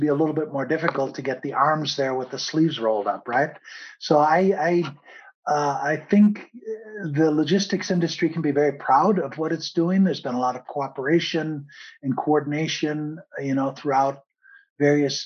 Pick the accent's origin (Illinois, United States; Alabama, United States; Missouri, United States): Illinois, United States; Chicago; moved away as an adult; also born or lived in Italy / Spain / Brussels; now in Germany; I was born and raised in Chicago, studied economics